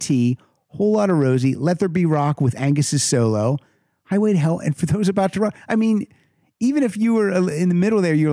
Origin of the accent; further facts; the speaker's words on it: Hollidaysburg, Pennsylvania, United States; moved away; our hometown of Hollidaysburg